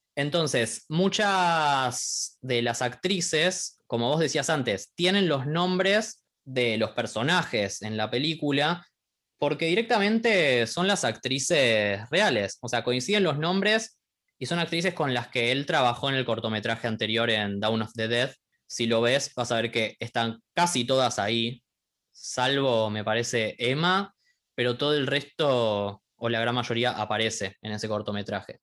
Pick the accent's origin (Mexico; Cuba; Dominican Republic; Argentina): Argentina; nosotros somos de Argentina